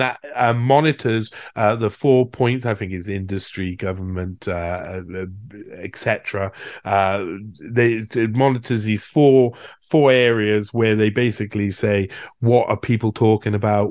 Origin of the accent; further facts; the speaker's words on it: United Kingdom; in my home country, in Britain